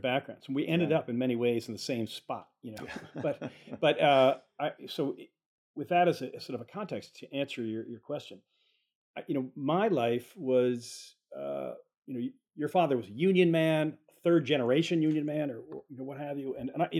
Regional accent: Boston, Massachusetts, United States; But in the sense that I grew up in the Massachusetts, in the Boston area, in a suburb, you know, while Jess was out in Spokane

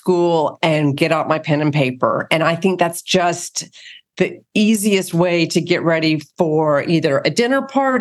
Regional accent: the South, United States; I'm from the South

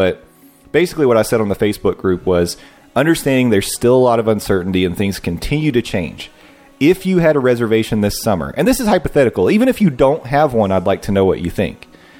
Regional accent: Canada; We're Canadian, so the exchange makes it much more expensive.

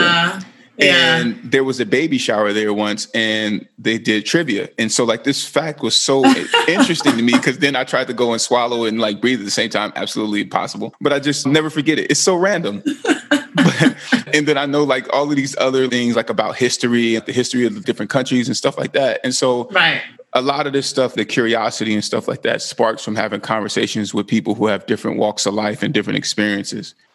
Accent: California, United States; I'm from California

